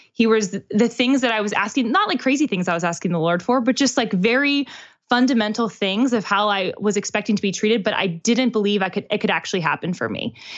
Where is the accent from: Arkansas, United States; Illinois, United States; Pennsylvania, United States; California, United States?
Pennsylvania, United States; Pittsburgh; now in Nashville, United States; We both live in Nashville now, but he's from Pittsburgh, which is where I'm from.